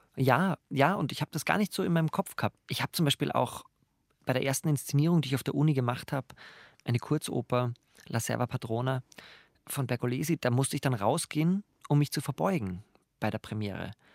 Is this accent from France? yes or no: no; Graz, Styria, Austria; ich komme aus Graz